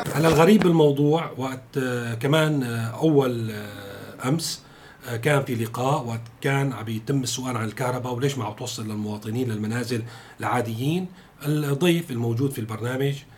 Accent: Syria; كلنا كسوريين

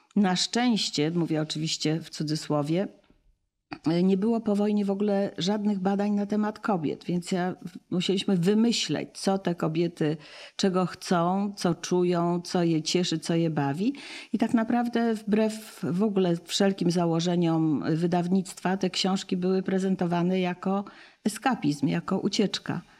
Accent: United States; now in Poland; wychowywałam się w, w Stanach

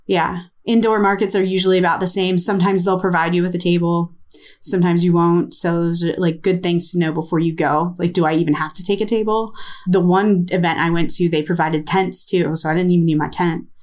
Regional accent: United States; I'm American

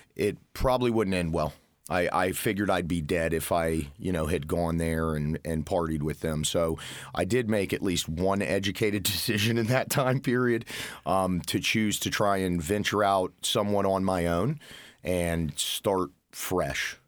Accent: Florida, United States; moved away as an adult; now in Indiana, United States; was born and raised in Florida

